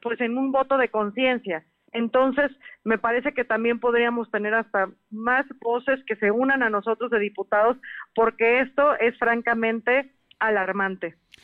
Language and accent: Spanish; Mexico; como mexicanos